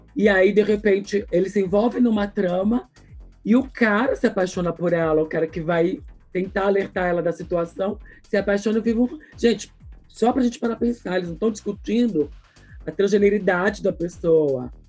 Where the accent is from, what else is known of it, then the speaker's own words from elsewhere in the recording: ABC region, São Paulo, Brazil; eu sou aqui do ABC, que é uma fonte desse povo